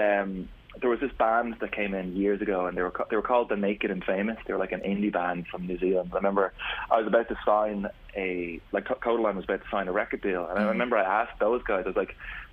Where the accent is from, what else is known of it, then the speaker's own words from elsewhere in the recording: Swords, Leinster, Ireland; We're from Swords.